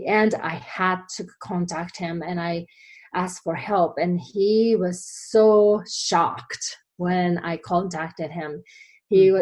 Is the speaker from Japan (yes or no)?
yes; Japan; English is a second language; moved away as an adult; now in United States; I came from Japan many years ago now. I've been here longer than I was in Japan now. So I came here after graduating college